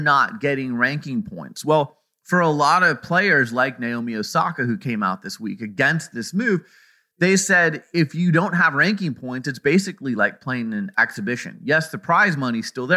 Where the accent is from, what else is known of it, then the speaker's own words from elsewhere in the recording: Arizona, United States; the state of Arizona, my home state